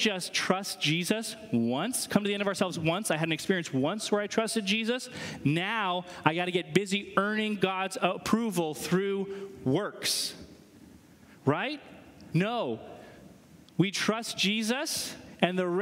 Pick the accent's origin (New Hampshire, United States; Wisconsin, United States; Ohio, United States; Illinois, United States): New Hampshire, United States; moved away; I'm from New Hampshire